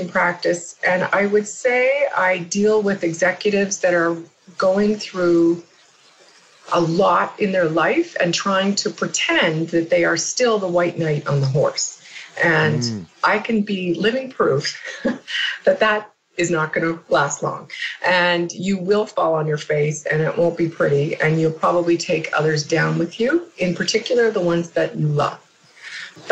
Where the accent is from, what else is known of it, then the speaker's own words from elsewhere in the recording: Canada; now in United States; I'm Canadian, living in the U.S.